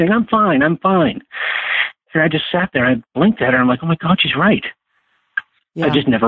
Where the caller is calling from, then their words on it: Massachusetts, United States; also born or lived in Los Angeles; Yes, I'm calling from Massachusetts.